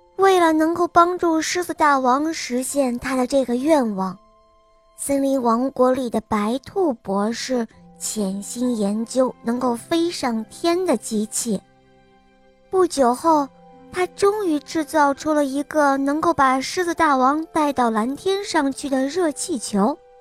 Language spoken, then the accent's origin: Chinese; Xi'an, Shaanxi, China; 我今年六岁了，我来自西安